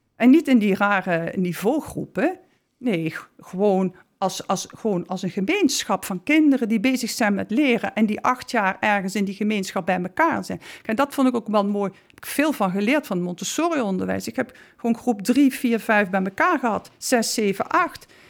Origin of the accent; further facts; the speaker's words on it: South Limburg, Netherlands; now in Amsterdam, Netherlands; ik ben Zuid kom uit Zuid-Limburg